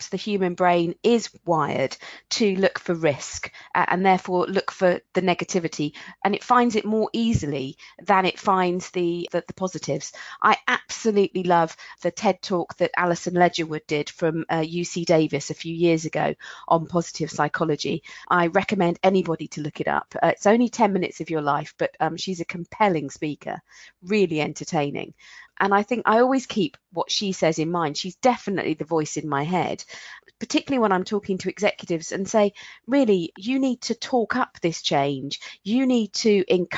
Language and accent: English; England, United Kingdom; I'm English